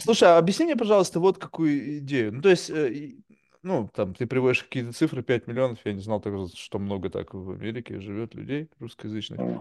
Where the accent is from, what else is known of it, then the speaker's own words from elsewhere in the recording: Russia; now in United States; я родился и вырос в России